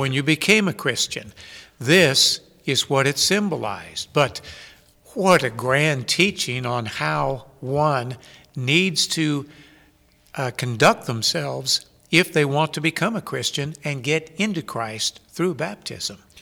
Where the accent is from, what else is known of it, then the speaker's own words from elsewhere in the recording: United States; as American people